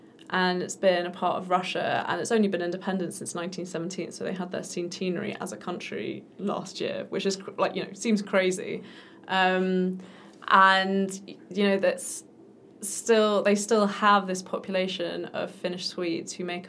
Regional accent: England, United Kingdom; Which, as an English person, is like, wow. Yeah. Because in England, the people who speak languages are the children of migrants

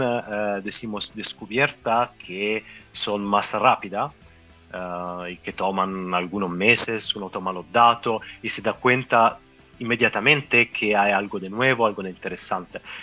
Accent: Italy; Spanish is a second language; moved away as an adult; also born or lived in Japan; now in Chile; no soy de, de Chile, como soy italiano. Y antes de venir acá, eh, viví años en Japón

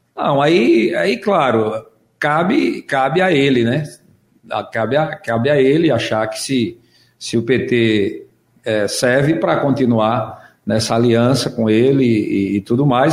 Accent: Águas Belas, Pernambuco, Brazil; eu sou lá de Águas Belas

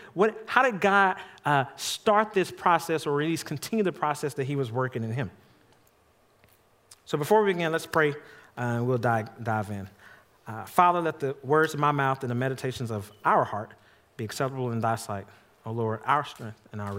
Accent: Jackson, Mississippi, United States; I grew up in Jackson, Mississippi, going to visit my grandmama.

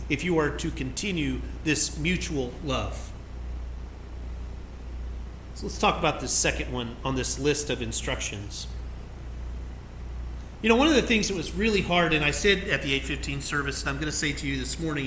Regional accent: McAlester, Oklahoma, United States; I grew up in McAllister

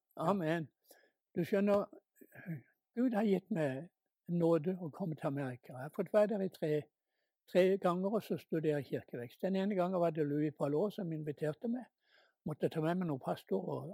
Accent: Norway; hjemme i Norge

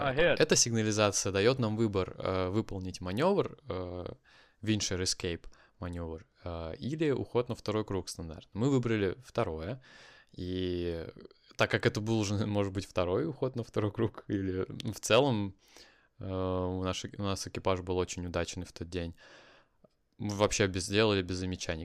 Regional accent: Kaliningrad, Kaliningrad Oblast, Russia; moved away; Это мой родной город

